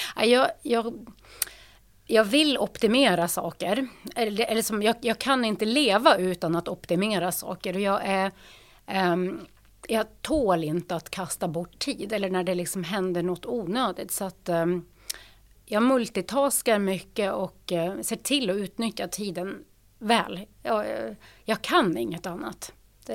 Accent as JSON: {"language": "Swedish", "area": "Lofoten", "region": "Nordland", "country": "Norway", "tie": "born or raised there", "second_language": "Swedish", "moved": "as an adult", "lives_now": "Uppsala, Sweden", "said": "Jag är född och uppvuxen i Lofoten i Nordnorge"}